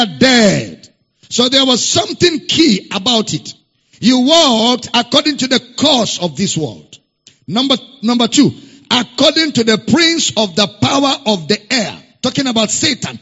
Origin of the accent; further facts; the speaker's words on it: Nigeria; accent: Nigerian; I'm using Nigerian, pattern of speaking